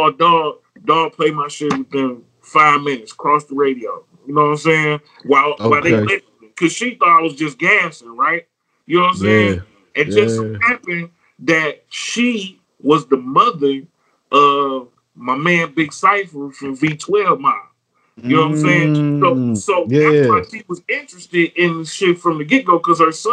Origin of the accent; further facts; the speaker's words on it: Detroit, Michigan, United States; I'm from Joy around here